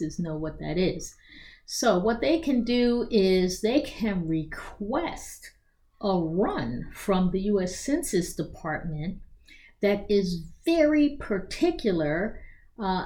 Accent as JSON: {"language": "English", "town": "Philadelphia", "region": "Pennsylvania", "country": "United States", "also_born_or_lived": "Hong Kong", "moved": "yes", "lives_now": "Rockville, United States", "said": "I'm from Philadelphia, but I needed to be in America because my parents were older"}